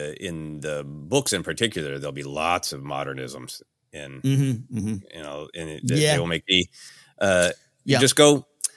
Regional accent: Minneapolis, Minnesota, United States; looks like a large portion of Midwestern men that I grew up with in Minneapolis.

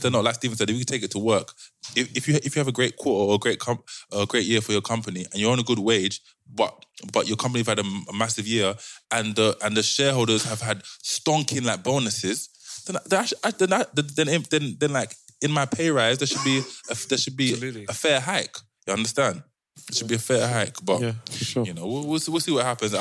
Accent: London, United Kingdom; we're from London

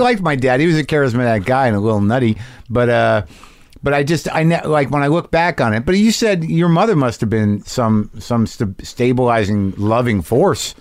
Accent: New Mexico, United States; I grew up in New Mexico

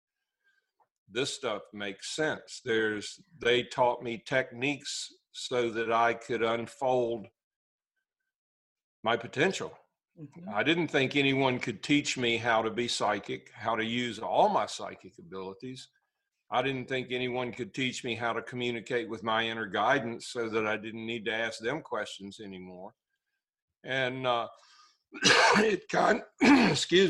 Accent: Staunton, Virginia, United States; I'm a native Virginian

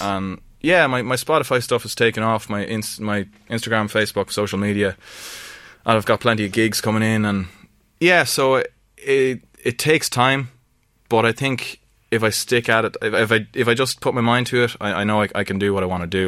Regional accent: Ireland; I'm just Irish, true and true

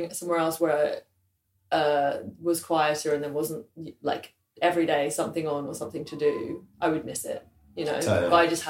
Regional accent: London, United Kingdom; I grew up in Southwest Greater London, sort of in and around the Kingston region. I moved into more central London, moved into East. Actually, I was first in West London

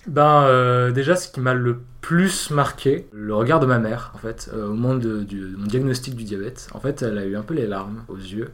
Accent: Avignon, Provence-Alpes-Côte d'Azur, France; moved away as an adult; now in Paris, France; Je suis né à Avignon euh, en 98

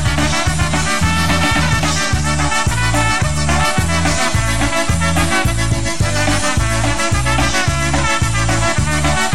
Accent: Connecticut, United States; I grew up in Connecticut

